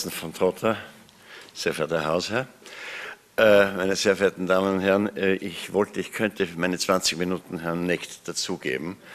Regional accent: Austria; Ähm, das Zweite ist, ich bin Österreicher.

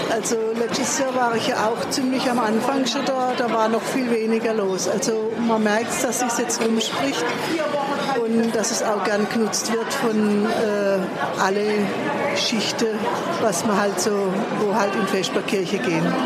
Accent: Karlsbad, Baden-Württemberg, Germany; ich komme aus Karlsbad

